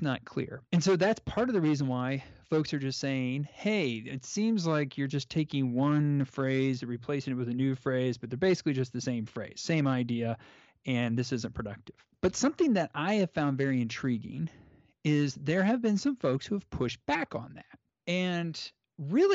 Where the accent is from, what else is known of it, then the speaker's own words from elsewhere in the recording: United States; I'm an American